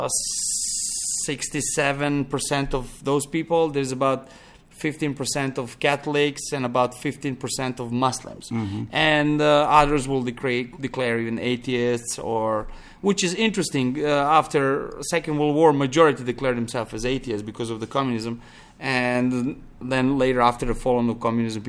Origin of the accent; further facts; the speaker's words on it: Pančevo, Vojvodina, Serbia; English is a second language; moved away as an adult; also born or lived in Belgrade; now in Montenegro; I grew up in Belgrade, one close town to, small town to Belgrade called Pančevo.